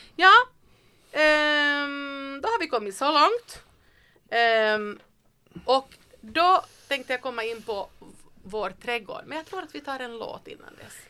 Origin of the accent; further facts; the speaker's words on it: Vaasa, Ostrobothnia, Finland; moved away; jag är född i Österbotten i Vasa, i skärgård